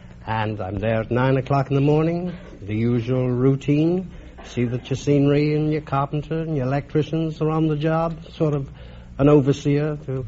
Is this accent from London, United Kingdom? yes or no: yes; London, United Kingdom; Camberwell Green, London.